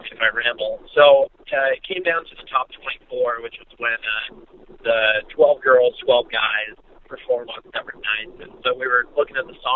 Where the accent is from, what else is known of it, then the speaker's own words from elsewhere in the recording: Santa Cruz, California, United States; growing up in Santa Cruz, California